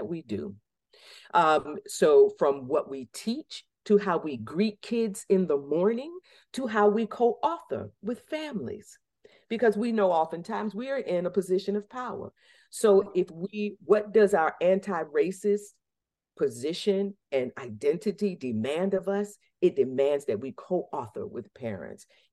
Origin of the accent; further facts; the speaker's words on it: Norfolk, Virginia, United States; moved away as an adult; now in Massachusetts, United States; I was born in Norfolk Community Hospital in 1969